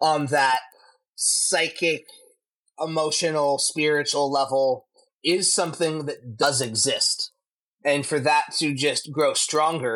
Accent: United States; growing up in America

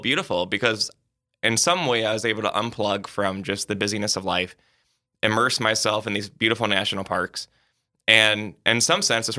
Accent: South Dakota, United States; I was born in South Dakota, currently serve as a priest here in Sioux Falls, and hopefully get to die in South Dakota. So I love where I'm from.

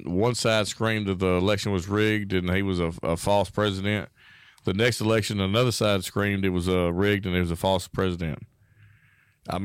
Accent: Parkin, Arkansas, United States; the black kids I grew up with, adults now, but the black people I grew up with in Parkin, Arkansas

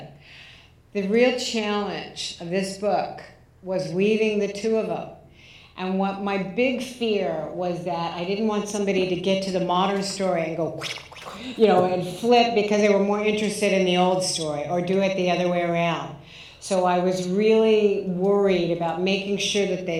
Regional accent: Southern California, United States; moved away; also born or lived in New York City; I grew up in Southern California. I lived in New York City

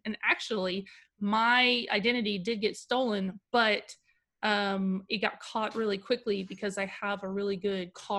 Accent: United States; I'm an American

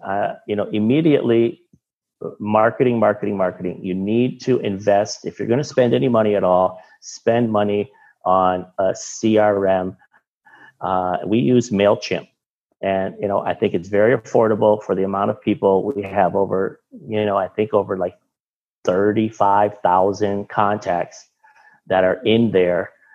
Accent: Michigan, United States; moved away as an adult; now in Miami, United States; I'm from Michigan

